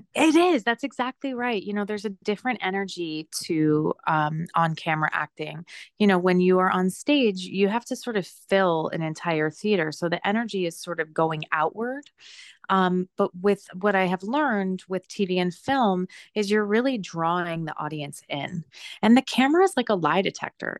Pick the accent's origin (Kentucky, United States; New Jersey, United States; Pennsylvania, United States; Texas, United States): New Jersey, United States; also born or lived in New York City; I grew up in actually a very small, like, rural town in New Jersey.